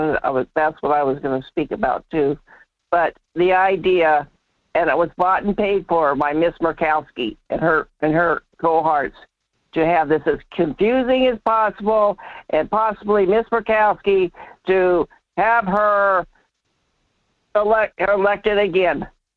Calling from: North Pole, Alaska, United States; This is … in North Pole.

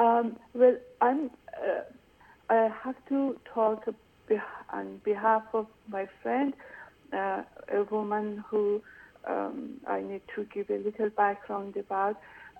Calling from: United States; Hi. I am calling from America.

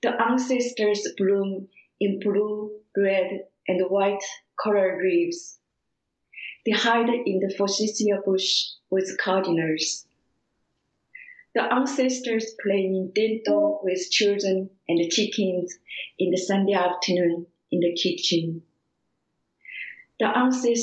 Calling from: Huntsville, Alabama, United States; I'm calling from Huntsville, Alabama

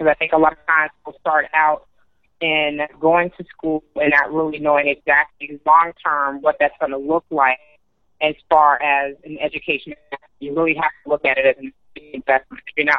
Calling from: Atlanta, Georgia, United States; I'm calling from Atlanta.

